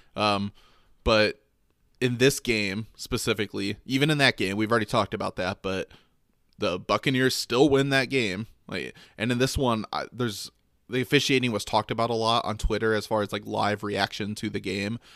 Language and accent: English; Michigan, United States; I grew up in Michigan